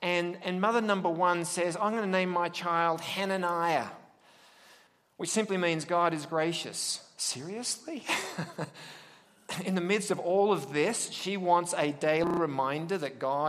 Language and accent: English; Australia; accent: Australian; now in United States; I'm from William Jessop University via, well, Australia